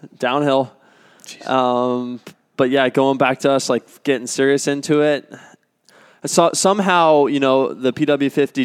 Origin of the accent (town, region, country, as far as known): Cortez, Colorado, United States; born or raised there; also born or lived in Durango, Colorado